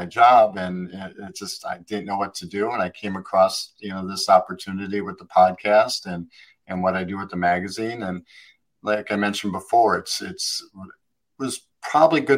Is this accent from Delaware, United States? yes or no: no; Wisconsin, United States; moved away; I was born in Wisconsin and got out of there as quickly as I could